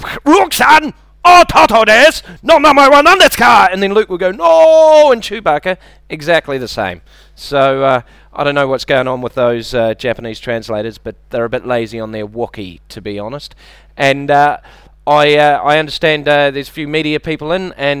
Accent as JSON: {"language": "English", "country": "New Zealand", "moved": "yes", "said": "I'm from New Zealand."}